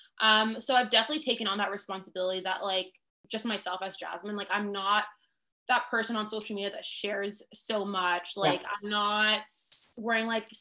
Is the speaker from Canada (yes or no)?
yes; Canada; also born or lived in Toronto; as a Canadian